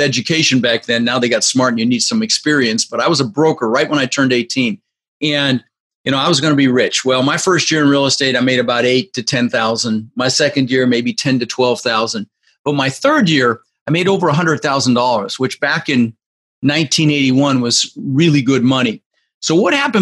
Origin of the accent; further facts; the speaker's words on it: Denver, Colorado, United States; also born or lived in Netherlands; Came here when I was just 6 years old from Holland. I was born in the Netherlands, and we immigrated. I lived in Denver, Colorado, for about 30 years, and we grew up with very little